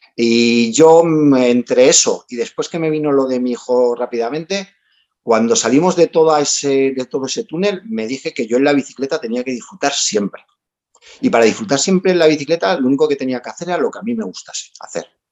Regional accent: Albacete, Castilla-La Mancha, Spain; nosotros somos de Albacete

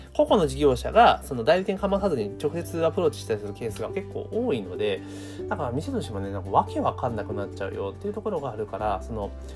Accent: Kanagawa, Japan; 私は神奈川県出身だから

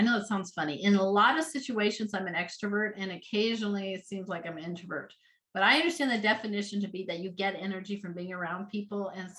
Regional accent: Colorado, United States; also born or lived in Louisiana; So I was born in Louisiana, but lived there about 5 years and then moved to Colorado and was really part of about three different communities in Colorado in the Front Range area.

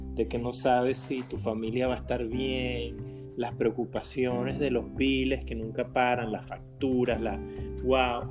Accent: Venezuela; moved away as an adult; now in United States; yo tengo apenas cuatro años aquí en, los Estados Unidos y estaba tan cerca como venezolano.

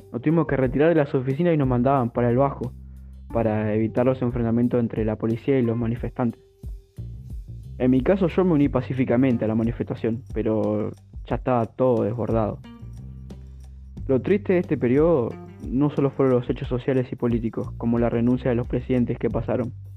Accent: Argentina; como todo argentino

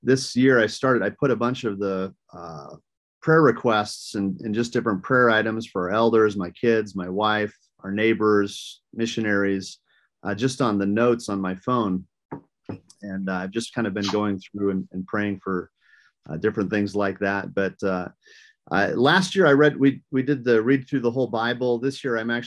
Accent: rural Minnesota, United States; I grew up in rural Minnesota, the state of Minnesota

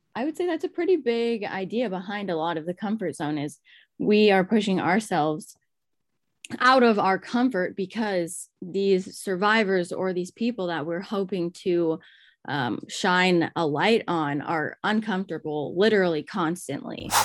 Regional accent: Alaska, United States; I grew up in Alaska. Um, I was born and raised here

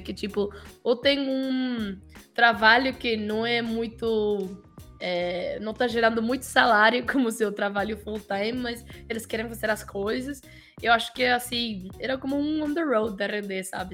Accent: Mexico; Portuguese is a second language; moved away as an adult; also born or lived in Florianópolis, Brazil; eu não sou colombiano, eu sou mexicano

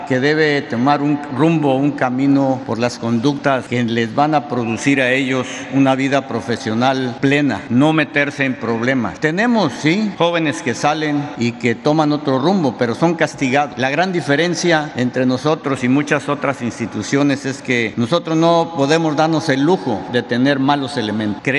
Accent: Mexico; los que nos vamos a favorecer somos nosotros los mexicanos.

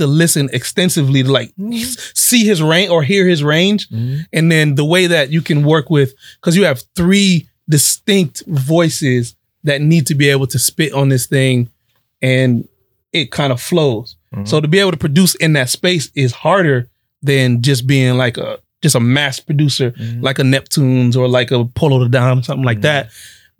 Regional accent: the South, United States; I'm from the South

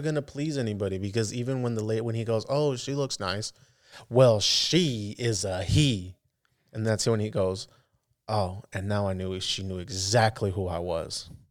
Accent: the Bay Area, California, United States; I'm from the Bay

